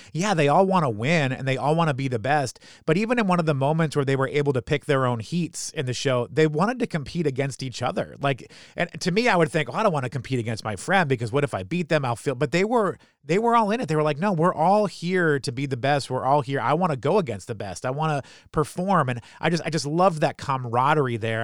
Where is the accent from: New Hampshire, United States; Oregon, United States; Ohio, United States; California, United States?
New Hampshire, United States; I grew up in New Hampshire